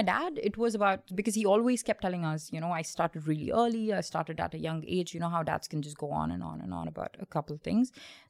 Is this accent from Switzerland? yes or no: no; India; So I was born in India and and then because of my dad's nature of job, we did move about a lot.